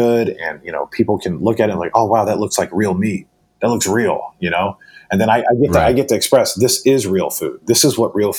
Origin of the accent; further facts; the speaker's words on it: the South, United States; You know, I grew up in the South here. So for me, it was always just kind of like, it was my lifestyle.